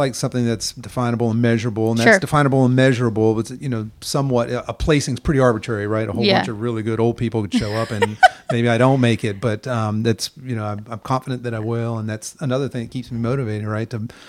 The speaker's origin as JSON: {"language": "English", "region": "Pennsylvania", "country": "United States", "tie": "born or raised there", "also_born_or_lived": "Santa Monica, California", "moved": "as an adult", "lives_now": "Carolina Beach, United States", "said": "I was born in California, in Santa Monica, California. Moved away from there as a young kid and moved to Pennsylvania with my family. We had a big beef cattle farm. So I grew up on a farm."}